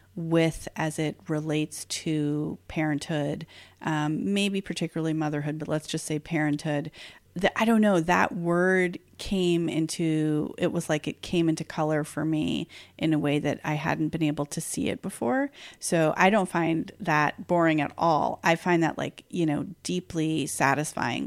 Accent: New York, United States; I've lived in New York forty out of forty-six years of my life

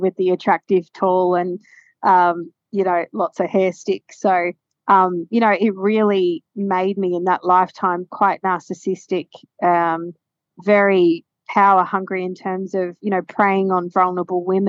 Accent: Queensland, Australia; also born or lived in Ipswich; growing up in Queensland where it's hot

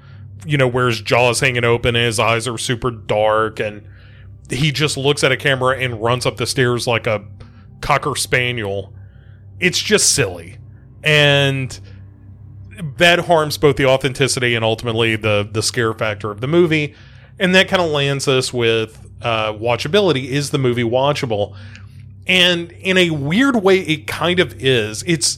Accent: Adams, Tennessee, United States; I live, you know, within 20, 30 miles of the Bellwitch Cave. And when I grew up near Adams, Tennessee, which is referenced in the movie

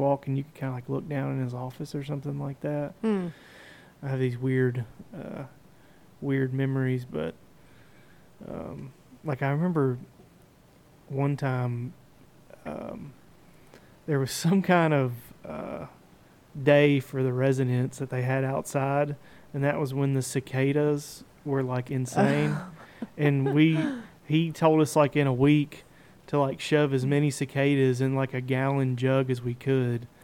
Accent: Clarksville, Tennessee, United States; I was born back in Clarksville

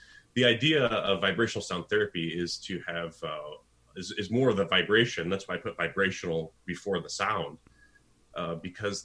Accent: United States; as an American

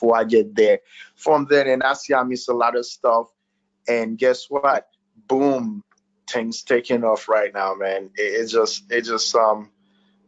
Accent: Haiti; moved away as an adult; also born or lived in Florida; now in Tennessee, United States; I'm Haitian and born and raised in Haiti

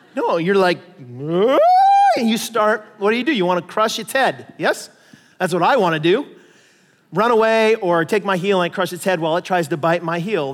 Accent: United States; I'm an American

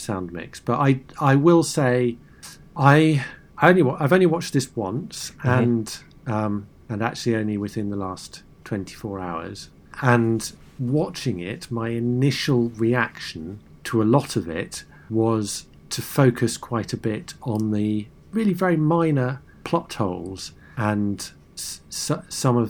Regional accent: United States; as an American

